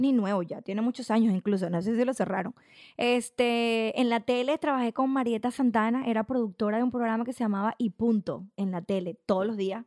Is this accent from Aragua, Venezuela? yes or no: yes; Cagua, Aragua, Venezuela; moved away as an adult; also born or lived in La Victoria, Venezuela / San Mateo, Venezuela / London, United Kingdom; now in Australia; soy de Cagua, como te expliqué antes. Este, nazco en La Victoria, me crio en San Mateo. Mis papás deciden mudarse a Cagua ahí hago el liceo